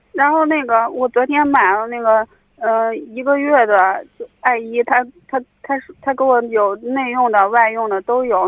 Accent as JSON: {"language": "Chinese", "town": "Zhengzhou", "region": "Henan", "country": "China", "said": "郑州的。"}